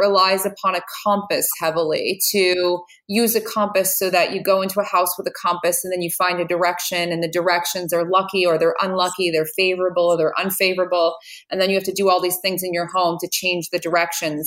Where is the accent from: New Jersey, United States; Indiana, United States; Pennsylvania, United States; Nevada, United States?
New Jersey, United States; I'm from New Jersey